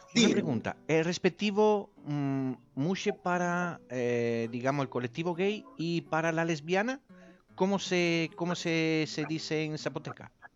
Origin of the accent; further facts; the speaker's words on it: Italy; moved away; Yo soy italiano